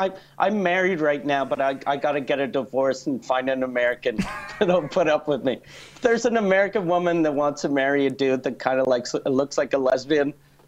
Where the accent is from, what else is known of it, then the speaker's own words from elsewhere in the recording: Quebec City, Quebec, Canada; I'm from Quebec City, and for some reason, Quebec City is like one of the only right-wing cities in Eastern Canada.